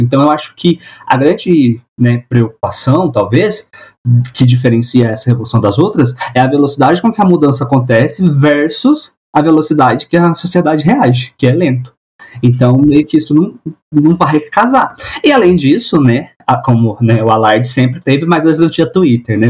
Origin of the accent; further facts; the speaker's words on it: Minas Gerais, Brazil; Sou mineiro, né? Sou de Minas.